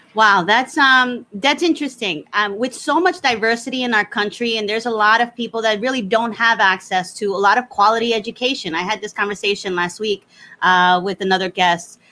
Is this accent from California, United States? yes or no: no; New Jersey, United States; I'm Puerto Rico. You know, we I, I was I grew up in New Jersey.